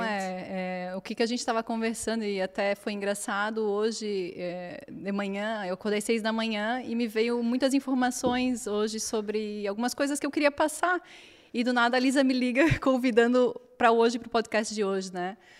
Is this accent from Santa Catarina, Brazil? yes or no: yes; Florianópolis, Santa Catarina, Brazil; moved away as an adult; now in Portugal; Eu nasci na Ilha da Magia, que é Florianópolis. Então é um lugar lindo, com 42 praias, e tinha uma, minha família toda de lá, então tipo tive uma infância, uma adolescência super abençoada